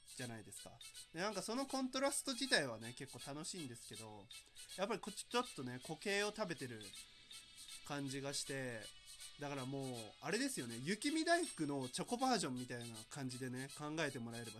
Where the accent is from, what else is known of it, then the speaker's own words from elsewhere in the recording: Yamaguchi, Japan; 僕山口県なんですけど、山口県のね、セブンイレブンで、僕が小6とか、中1とかぐらいに、こう、塾に通ってた